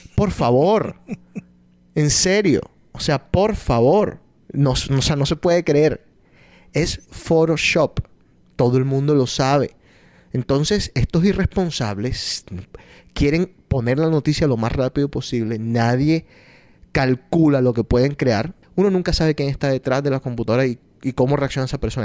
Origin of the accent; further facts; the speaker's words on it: Colombia; yo sigo las emisoras y, y, las noticias de Colombia porque soy colombiano